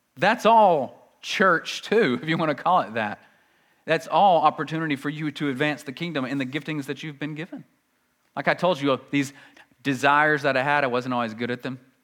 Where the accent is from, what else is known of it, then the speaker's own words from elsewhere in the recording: United States; We're very American